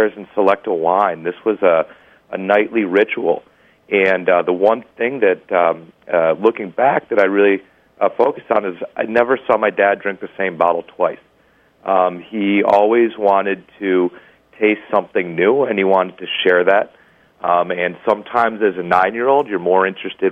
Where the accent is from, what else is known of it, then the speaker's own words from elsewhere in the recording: Chicago, Illinois, United States; growing up in Chicago